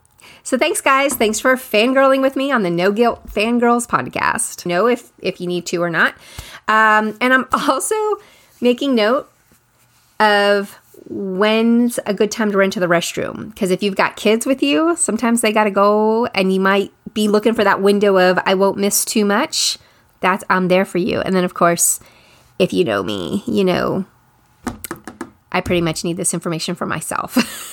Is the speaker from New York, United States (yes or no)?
no; California, United States; again, we're in the Bay Area in California. I grew up in the Bay Area.